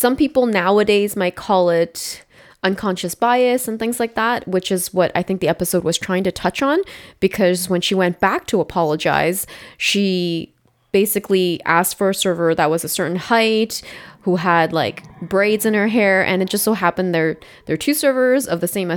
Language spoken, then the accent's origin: English; Toronto, Ontario, Canada; I grew up in Malvern